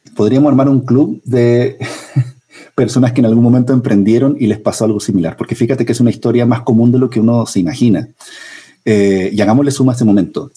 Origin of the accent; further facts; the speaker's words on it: central Chile, Chile; moved away as an adult; also born or lived in Santiago, Chile; now in Colombia; hace 38 años em, en la zona central de Chile